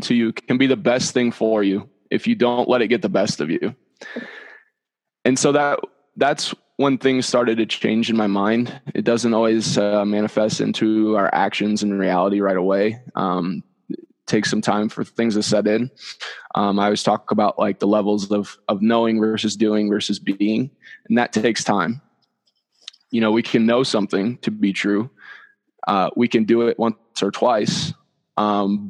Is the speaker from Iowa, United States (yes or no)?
yes; Dyersville, Iowa, United States; moved away as an adult; now in Denver, United States; I'm from Dyersville, where the Field of Dreams is